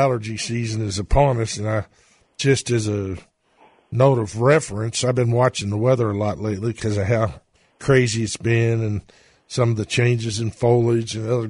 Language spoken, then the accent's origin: English; St. Matthews, Kentucky, United States; born or raised there